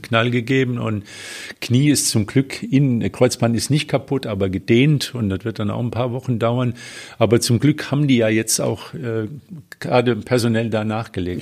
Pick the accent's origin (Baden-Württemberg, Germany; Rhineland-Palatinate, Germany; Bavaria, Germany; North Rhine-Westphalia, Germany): Rhineland-Palatinate, Germany; Westerwald; moved away; in meiner alten Heimat oder in meiner Heimat im Westerwald